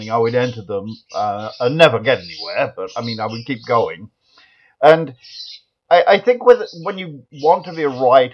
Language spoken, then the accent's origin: English; Nottingham, East Midlands, United Kingdom; now in United States; I was born in Nottingham originally